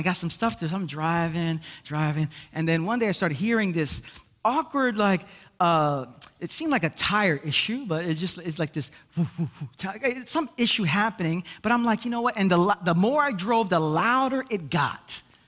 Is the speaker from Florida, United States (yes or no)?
no; Brooklyn, New York, United States; I'm from Brooklyn